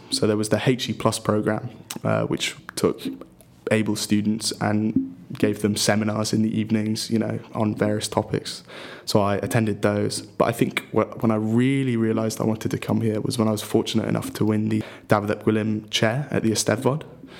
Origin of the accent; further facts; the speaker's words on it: Swansea, Wales, United Kingdom; moved away as an adult; now in Oxford, United Kingdom; growing up in Swansea is a pretty nice childhood. We're quite fortunate in the geographic region, you know, beaches quite close, plenty of green space.